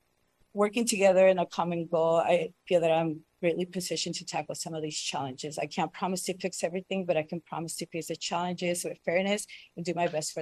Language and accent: English; Mendocino County, California, United States; also born or lived in Bay Area; I grew up in Mendocino County. I'm fortunate enough to have experienced growing up in a small community that was quiet, safe, and family oriented. After high school, I relocated to the Bay Area